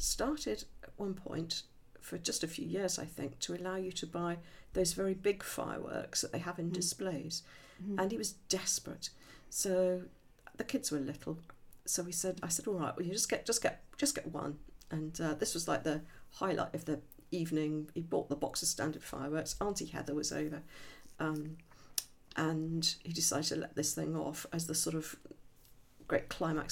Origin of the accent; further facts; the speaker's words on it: Midlands, United Kingdom; I'm from the Midlands